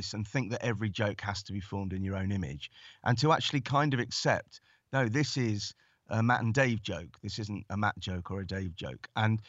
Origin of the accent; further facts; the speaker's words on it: Stanmore, London, United Kingdom; she grew up in Golders Green, then I grew up in Stanmore, and she now lives in Hertfordshire.